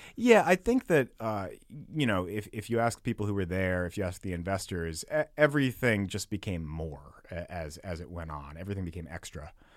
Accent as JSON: {"language": "English", "town": "Amherst", "region": "Massachusetts", "country": "United States", "tie": "born or raised there", "also_born_or_lived": "Minnesota / New York", "moved": "as an adult", "lives_now": "San Francisco, United States", "said": "from Western Massachusetts, Amherst, Mass, and, uh, lived there, went to college in Minnesota, then moved to New York"}